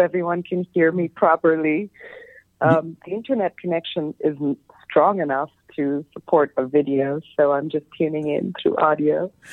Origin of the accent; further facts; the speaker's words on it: Bangladesh; moved away; also born or lived in New York City; growing up in Bangladesh